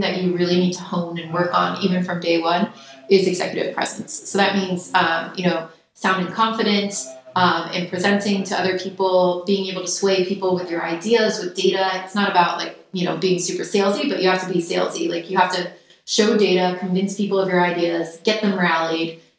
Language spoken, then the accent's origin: English; New York, United States; I grew up around New York